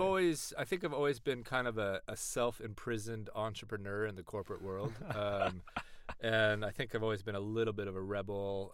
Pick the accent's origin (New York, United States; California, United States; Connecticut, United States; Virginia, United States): California, United States; East Bay; moved away as an adult; now in London, United Kingdom; from the East Bay, California